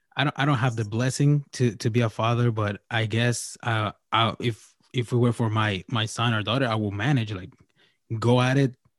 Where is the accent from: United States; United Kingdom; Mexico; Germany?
Mexico; I'm from Mexico